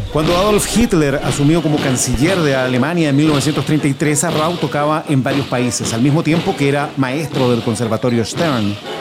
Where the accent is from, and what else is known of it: Chile